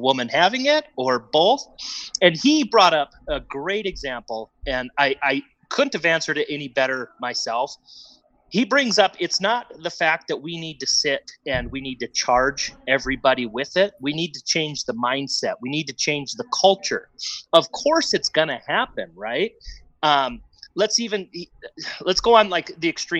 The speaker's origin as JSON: {"language": "English", "region": "Wisconsin", "country": "United States", "tie": "born or raised there", "said": "I grew up in Wisconsin."}